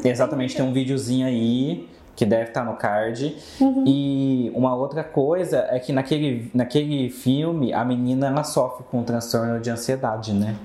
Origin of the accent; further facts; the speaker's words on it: Minas Gerais, Brazil; moved away; a minha cidade é de Minas